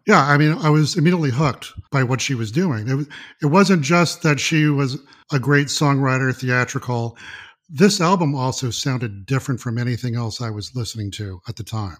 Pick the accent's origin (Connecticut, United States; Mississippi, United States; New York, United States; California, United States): Mississippi, United States; I was born and raised in Mississippi